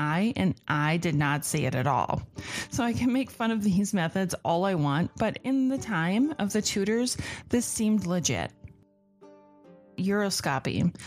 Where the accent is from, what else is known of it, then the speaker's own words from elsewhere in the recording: United States; I'm American.